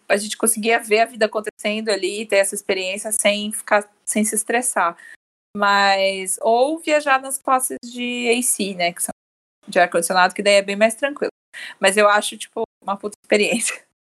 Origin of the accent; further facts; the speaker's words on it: Brazil; nós como brasileiros